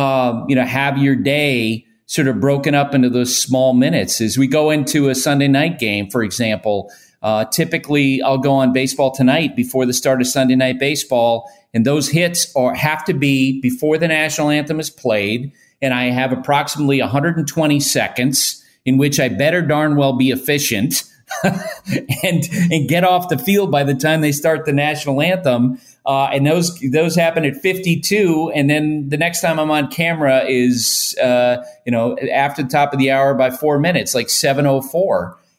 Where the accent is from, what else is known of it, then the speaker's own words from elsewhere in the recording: Vermont, United States; And the team I listened to the most, of course, was the Red Sox growing up in Vermont.